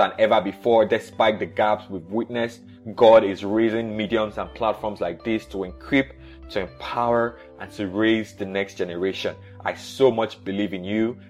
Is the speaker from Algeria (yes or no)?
no; Nigeria; I was born in Nigeria in the 80s